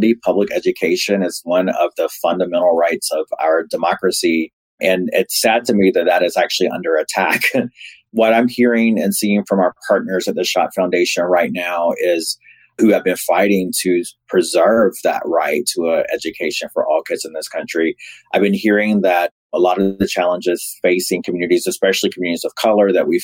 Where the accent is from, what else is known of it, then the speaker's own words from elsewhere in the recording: Raleigh, North Carolina, United States; I grew up in Raleigh, North Carolina